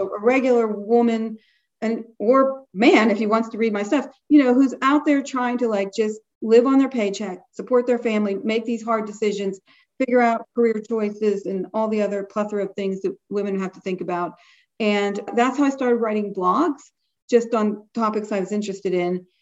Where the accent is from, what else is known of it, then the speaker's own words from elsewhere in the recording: Pittsburgh, Pennsylvania, United States; moved away as an adult; also born or lived in England / Washington, D.C.; I did not come from a lot of money. I'm from Pittsburgh, not, you know, the fancy part